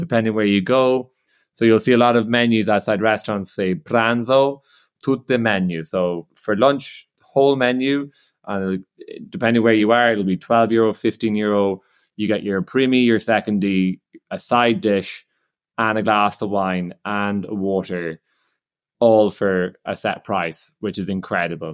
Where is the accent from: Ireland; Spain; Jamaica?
Ireland; I'm Irish